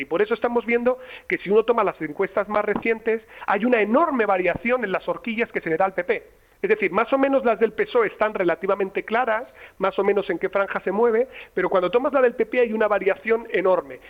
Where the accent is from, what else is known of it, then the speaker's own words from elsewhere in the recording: La Rioja, Spain; en La Rioja, de donde soy yo